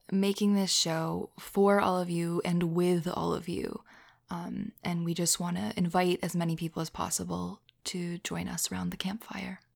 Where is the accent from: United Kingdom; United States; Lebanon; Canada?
United States; Philadelphia, Pennsylvania; as a Philadelphian, as someone who's, you know, from there